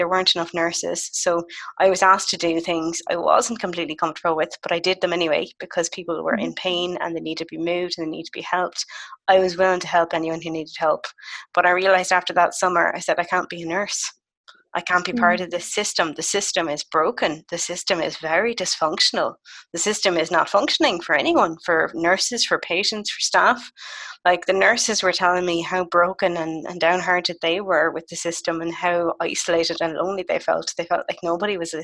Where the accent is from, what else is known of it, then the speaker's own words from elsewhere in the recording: Galway, Connacht, Ireland; I spent my summer in my hometown of Galway